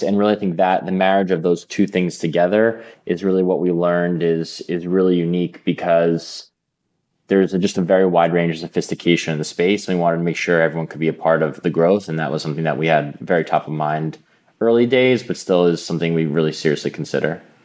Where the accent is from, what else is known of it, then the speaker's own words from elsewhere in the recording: New York City, New York, United States; I grew up in Manhattan, in New York City